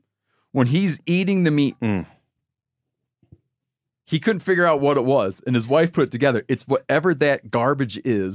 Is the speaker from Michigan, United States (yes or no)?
yes; Michigan, United States; This guy's in my home state of Michigan, gutting a deer